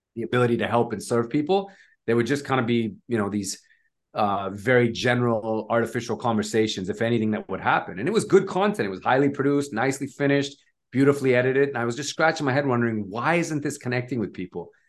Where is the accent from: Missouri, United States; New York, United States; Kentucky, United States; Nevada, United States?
Nevada, United States; moved away as an adult; now in Bay Area, United States; started off in Nevada, which is my home state wh-, where I'm from